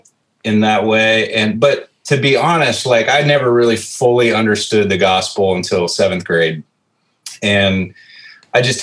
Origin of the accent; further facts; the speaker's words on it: Norwalk, Iowa, United States; also born or lived in Des Moines, Iowa / Spencer, Iowa; lived in Norwalk for 11 years. And then we moved to Spencer, and Spencer was just an awesome place to grow up and still consider that home